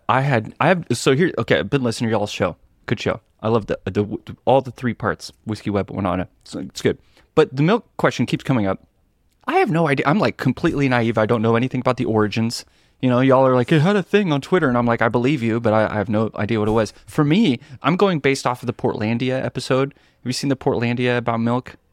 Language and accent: English; Seattle, Washington, United States; Pacific Northwest in Seattle